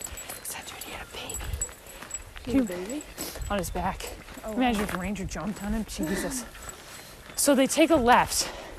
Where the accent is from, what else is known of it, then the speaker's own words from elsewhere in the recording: London, United Kingdom; Oh, I'm from London. I'm the British. I'm British.